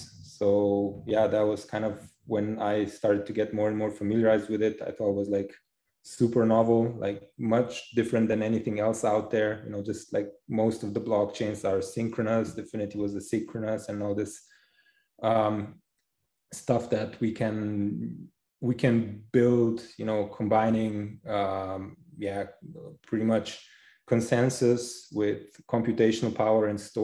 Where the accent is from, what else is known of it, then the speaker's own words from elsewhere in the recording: Slovenia; now in Zurich, Switzerland; originally I'm from Slovenia. Right now I'm living in Zurich, Switzerland.